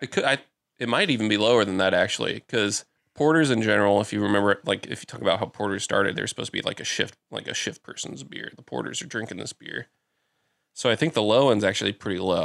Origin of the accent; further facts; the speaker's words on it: Newton, Iowa, United States; moved away; I went back to my hometown of Newton.